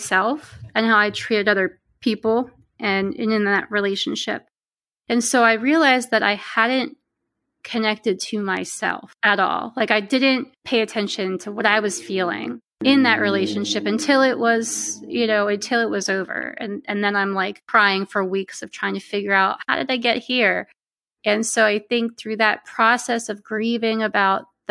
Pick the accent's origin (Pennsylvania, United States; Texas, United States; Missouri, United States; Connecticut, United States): Pennsylvania, United States; also born or lived in Pittsburgh, Pennsylvania; I'm from Pennsylvania and I live in central Pennsylvania now, but I lived in the western part of the state for about 10 years in Pittsburgh